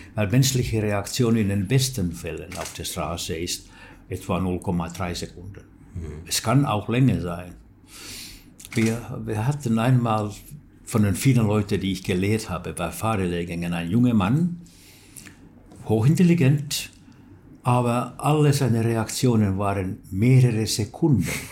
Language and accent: German; Turku, Southwest Finland, Finland; German is a second language; in Turku, wo ich wohnte und wo ich geboren bin